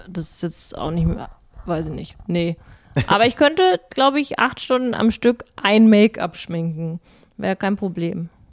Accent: Berlin, Germany; als Berliner

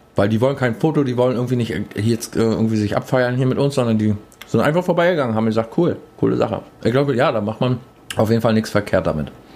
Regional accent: Berlin, Germany; bei uns in Berlin

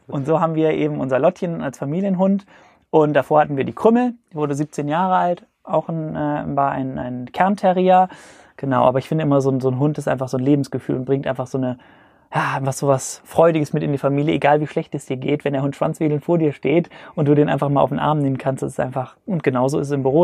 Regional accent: Cologne, North Rhine-Westphalia, Germany; also born or lived in Hamburg; Ich komme aus Köln

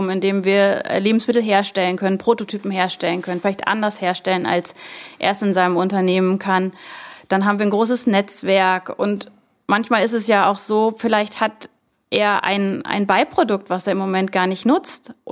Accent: Lübeck, Schleswig-Holstein, Germany; Ist meine Heimatstadt Lübeck.

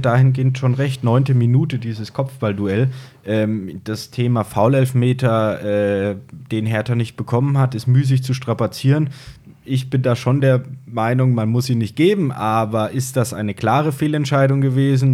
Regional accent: Fulda, Hesse, Germany; accent: Franconian; moved away as an adult; now in Würzburg, Germany; Ich komme gebürtig aus Fulda, nee, Fulda, also zwischen Frankfurt und Kassel bin seit zehn Jahren in Würzburg

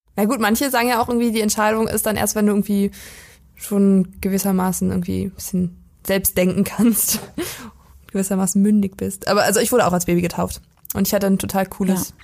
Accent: Weisen, Brandenburg, Germany; aus der Prignitzer Ecke, da wo ich herkomme. Das liegt in Brandenburg

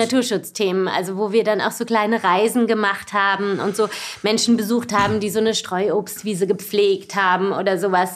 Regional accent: Baden-Baden, Baden-Württemberg, Germany; also born or lived in Freiburg; Ich bin geboren in Süddeutschland, geboren in Freiburg, aber aufgewachsen in Baden-Baden

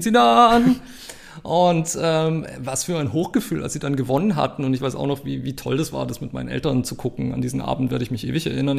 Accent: Germany; dann war ich so als Deutscher der bunte Hund

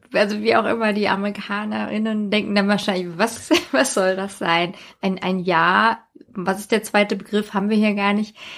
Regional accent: Hesse, Germany; auf dem Land, wo ich herkomme

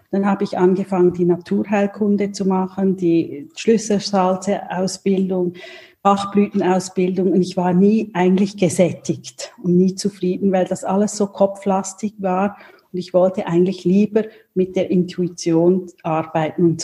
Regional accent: Switzerland; ich komme aus der Schweiz, also in der Nähe von Basel wohne ich mit meiner Familie

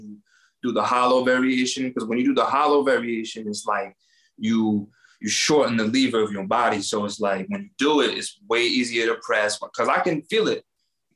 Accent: New York, United States; now in Las Vegas, United States; I'm from New York.

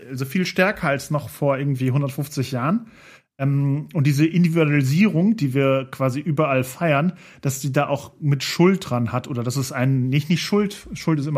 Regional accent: Austria; Nein, ich bin Österreicher.

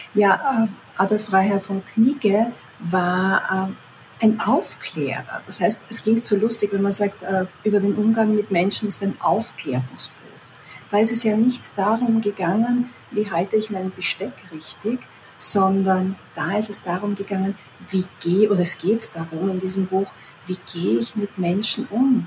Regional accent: Austria; also born or lived in near Vienna; wohne in der Nähe von Wien, das heißt, bin Österreicherin

